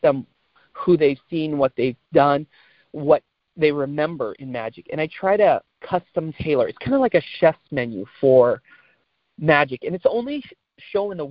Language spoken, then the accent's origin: English; San Francisco, California, United States; Born and raised in San Francisco